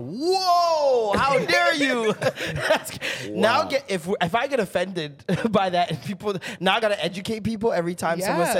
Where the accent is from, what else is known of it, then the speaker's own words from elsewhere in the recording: Toronto, Ontario, Canada; accent: Toronto man accent; I feel that way with my Toronto man accent around Jamaicans.